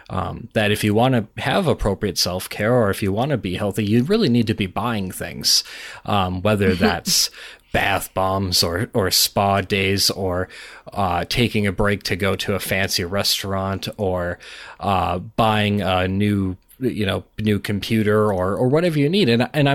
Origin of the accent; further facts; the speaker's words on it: Minnesota, United States; Well, I'm Minnesotan, so, you know, it's very Midwestern rant.